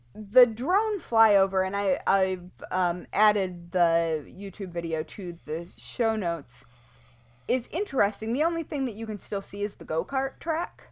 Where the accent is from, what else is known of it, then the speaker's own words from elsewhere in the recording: Kalamazoo River, Michigan, United States; I grew up on the Kalamazoo River where there are paper companies